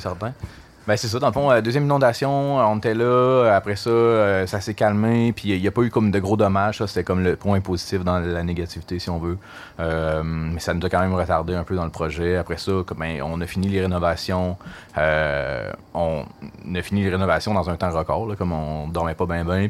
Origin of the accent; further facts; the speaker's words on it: Gatineau, Quebec, Canada; also born or lived in Montreal; je suis natif de, Gatineau. J'ai grandi à Touraine